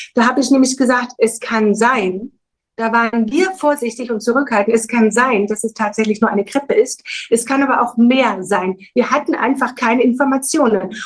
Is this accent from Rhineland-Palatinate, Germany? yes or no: no; Thuringia, Germany; moved away; also born or lived in Baden-Württemberg; Ich komme ursprünglich aus der DDR, bin in Thüringen geboren.